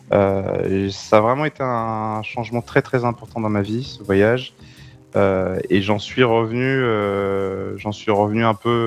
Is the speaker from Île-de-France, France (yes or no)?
no; Centre-Val de Loire, France